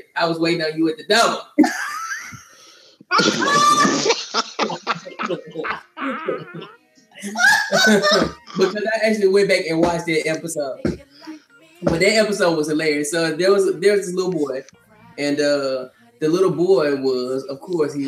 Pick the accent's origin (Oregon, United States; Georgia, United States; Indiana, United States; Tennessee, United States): Tennessee, United States; Memphis; I'm from Memphis